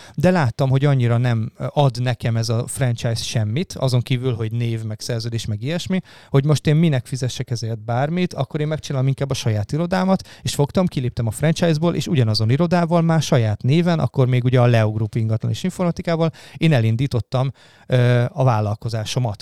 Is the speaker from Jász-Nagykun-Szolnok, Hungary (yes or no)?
yes; Karcag, Jász-Nagykun-Szolnok, Hungary; moved away as an adult; also born or lived in Debrecen; now in Budapest, Hungary; én ugye Jásznagykoszolnok megyei vagyok alapból, én karcagi gyerek Kun. vagyok